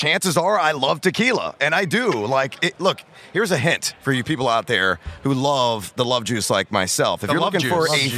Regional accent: Champaign, Illinois, United States; I used to work at a pizza place called Garcia's in Champaign, Illinois, my hometown

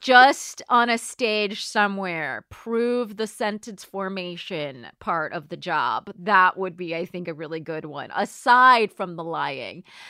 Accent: Southern California, United States; moved away; I grew up in Southern California

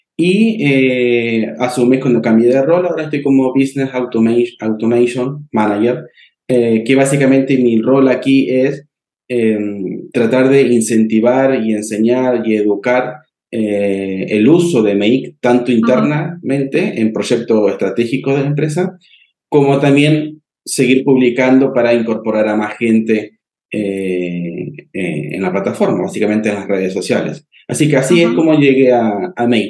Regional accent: Argentina; now in Santiago, Chile; yo estoy ubicado en Santiago de Chile, soy argentino, pero estoy aquí

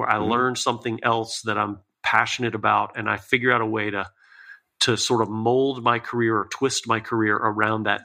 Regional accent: Lakeland, Florida, United States; moved away as an adult; now in Tennessee, United States; I was born and raised in Lakeland, Florida, and lived there for, you know, most of my childhood, a few years in Northern Florida.

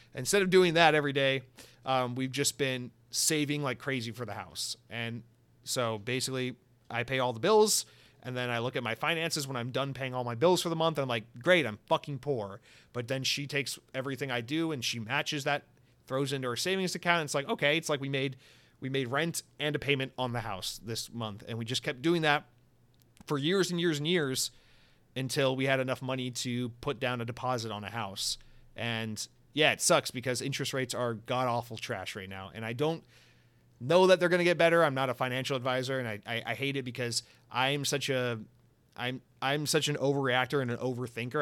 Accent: the South, United States; now in Florida, United States; I'm, I'm from the South

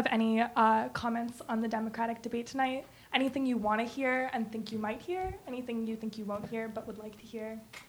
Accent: Tokyo, Japan; moved away; also born or lived in New Haven, Connecticut; I'm a student at Yale, but I'm actually from Tokyo, Japan.

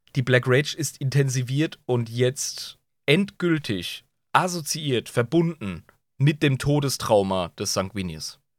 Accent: Southern Germany, Germany; wie man bei uns im Süden sagt

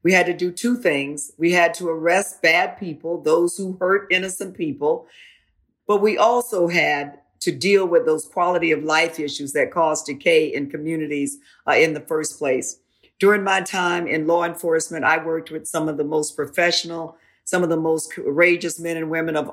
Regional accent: Florida, United States; I grew up in Florida

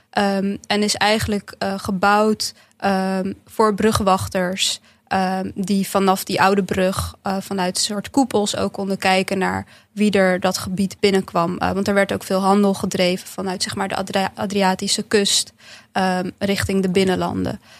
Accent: Bosnia & Herzegovina; Nou, ik kom uit een, uit een stadje op de Kroatisch-Bosnische grens. Dus dat deel waar ik vandaan kom is echt door de Kroaten overgenomen.

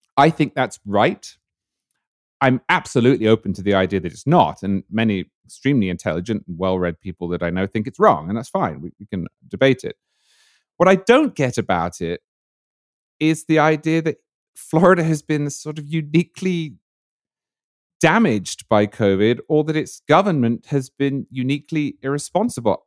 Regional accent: United Kingdom; moved away as an adult; now in United States; it was a big, big fixture, uh, in Britain in my childhood

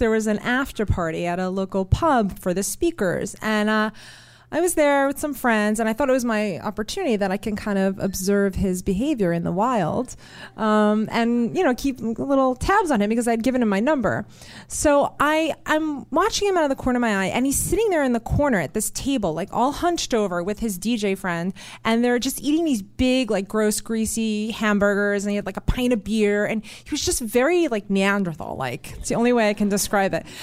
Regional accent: New York, United States; you know, I grew up in New York

